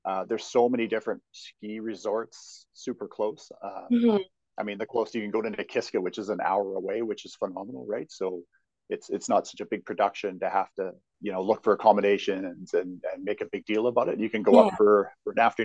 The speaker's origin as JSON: {"language": "English", "area": "outside Edmonton", "region": "Alberta", "country": "Canada", "tie": "born or raised there", "lives_now": "Calgary, Canada", "said": "I grew up outside Edmonton."}